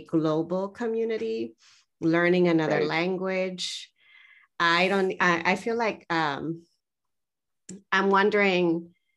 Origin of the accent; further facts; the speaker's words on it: United States; moved away as an adult; also born or lived in California; I open my mouth and people instantly know I'm from the US